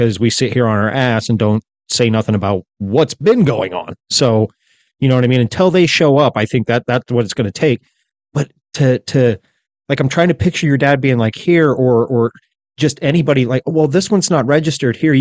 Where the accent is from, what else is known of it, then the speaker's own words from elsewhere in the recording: United States; I'm just sitting here as an American